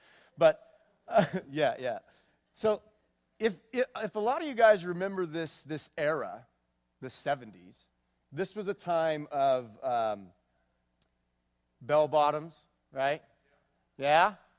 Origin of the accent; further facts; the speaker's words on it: Manhattan Beach, California, United States; also born or lived in Los Angeles; I was born June 17th, 1973, in Los Angeles, California. My parents are Mike and Linda Rogers. And I was raised in Manhattan Beach, California. All right? Yeah, Southern California.